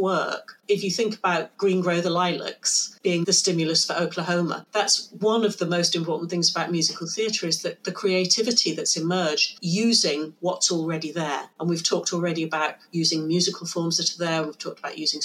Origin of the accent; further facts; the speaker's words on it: United Kingdom; now in Amsterdam, Netherlands; as a Brit